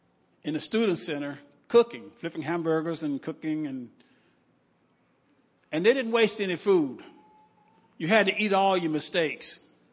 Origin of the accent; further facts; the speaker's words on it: Omaha, Nebraska, United States; And I'm from Omaha and I'm thinking, what in the world have I got myself into?